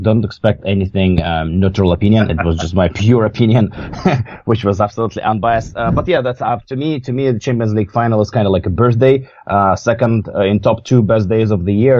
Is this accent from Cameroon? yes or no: no; Siberia, Russia; growing up in Siberia, we always like seven months of the year it was snow